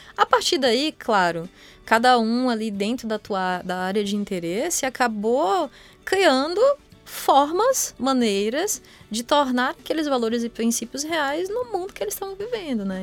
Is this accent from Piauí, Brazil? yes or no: no; Vitória da Conquista, Bahia, Brazil; moved away as an adult; now in São Carlos, Brazil; eu sou baiana, né? Sou de Vitória da Conquista e, e fiz minha graduação lá também